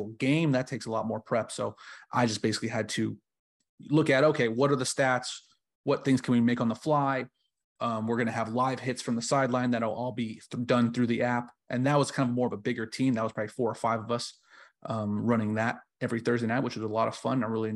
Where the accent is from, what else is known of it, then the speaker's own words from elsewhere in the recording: Southern California, United States; moved away as an adult; I came back home to Southern California and I joined my hometown and my favorite team as the social media manager